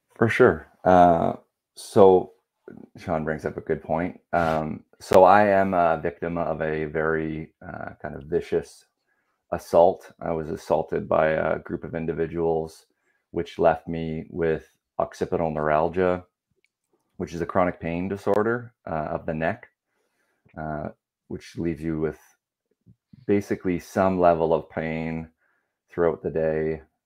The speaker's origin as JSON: {"language": "English", "region": "Ontario", "country": "Canada", "also_born_or_lived": "United Kingdom / Wales", "moved": "yes", "lives_now": "Langley, Canada", "said": "I'm originally from Ontario, but live in uh, Langley, BC now"}